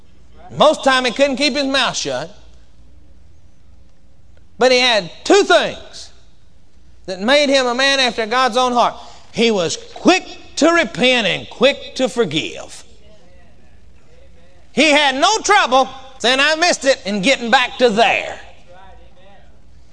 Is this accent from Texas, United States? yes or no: yes; Texas, United States; I come from Texas and we say whooping down there where I come from